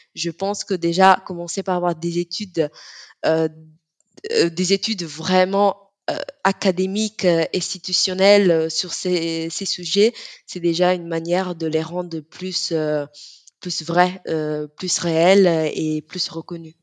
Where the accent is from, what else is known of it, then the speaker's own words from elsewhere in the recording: Italy; on est très fier en Italie, surtout en tant que Sénégalaise et Italienne